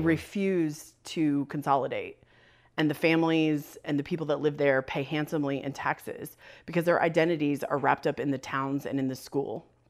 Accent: Northwest Ohio, United States; born or raised there; also born or lived in Bluffton, Ohio

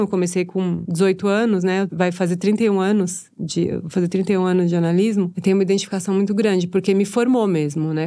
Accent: São Paulo, Brazil; quando eu morava na periferia, né, eh, eu sou da Casa Verde Alta, e quando eu morava lá

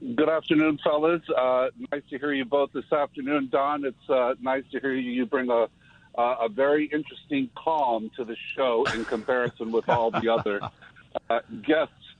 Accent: Detroit, Michigan, United States; I was born in Detroit

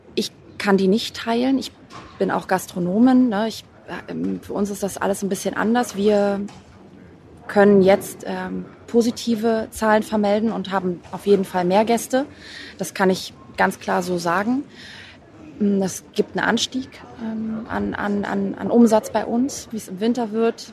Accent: Berlin, Germany; Als Berlinerin

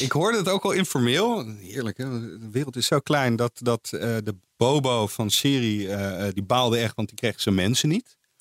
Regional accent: Netherlands; Als Nederlander

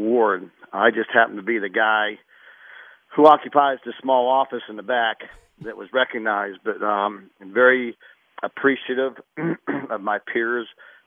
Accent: South Park, Pennsylvania, United States; moved away as an adult; now in Arizona, United States; I was graduating from the University of Pittsburgh and had a friend of mine who I went to high school, South Park High School

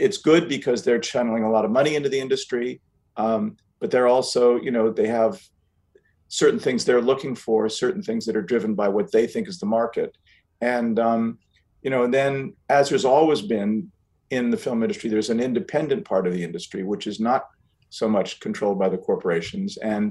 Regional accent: United States; I'm from the States

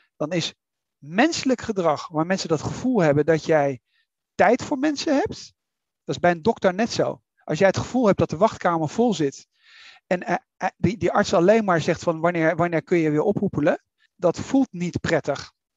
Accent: Netherlands; wij als Nederlanders

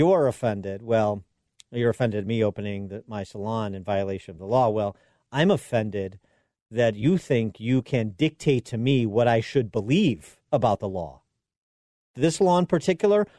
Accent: Illinois, United States; my home state of Illinois

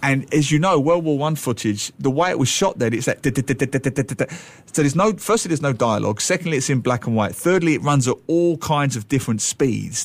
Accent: London, United Kingdom; London, my hometown

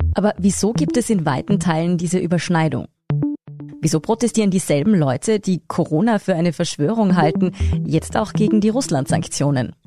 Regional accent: Austria; bei uns in Österreich

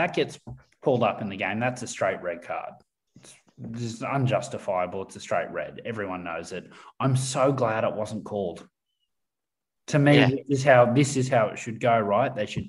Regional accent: Australia; I'm very happy as an Australian

